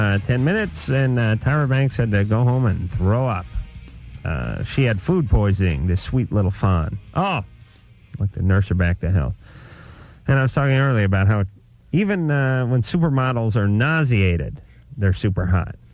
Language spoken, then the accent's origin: English; Los Angeles, California, United States; I'm from North Hollywood